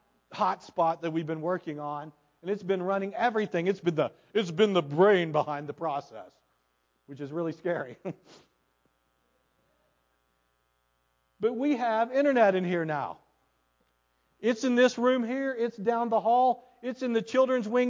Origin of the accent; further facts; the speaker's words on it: United States; I was born in the United States